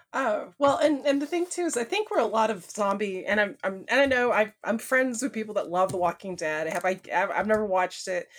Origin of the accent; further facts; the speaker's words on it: American South, United States; I'm from the American South, which is, like, the Bible Belt